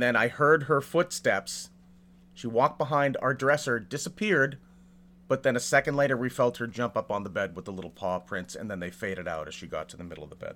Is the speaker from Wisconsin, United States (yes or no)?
no; Salem, Massachusetts, United States; now in California, United States; I grew up in Massachusetts. I spent my entire childhood in Salem